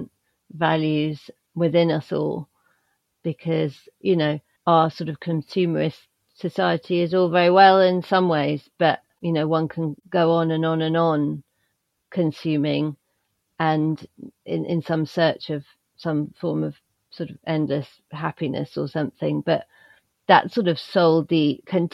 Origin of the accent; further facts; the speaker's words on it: United Kingdom; as a person growing up in the British countryside in a small but increasingly quite smart village